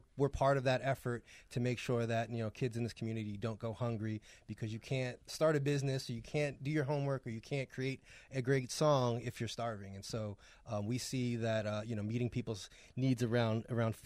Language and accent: English; New York, United States; moved away as an adult; now in Pittsburgh, United States; I'm from New York